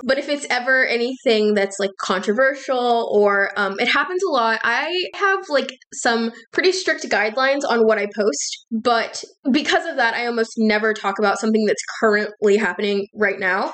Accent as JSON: {"language": "English", "region": "Texas", "country": "United States", "moved": "yes", "lives_now": "North Carolina, United States", "said": "I'm originally from Texas, um, but I live in North Carolina now"}